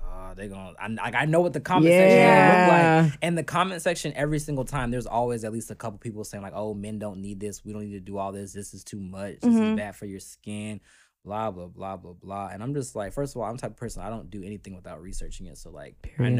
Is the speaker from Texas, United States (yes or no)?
no; Florida, United States; I'm from Florida, so I've lived a little bit of everywhere. I've lived in a lot of cities in Florida because we moved around a lot for mm-hmm. My parents' work. But I consider myself a South Floridian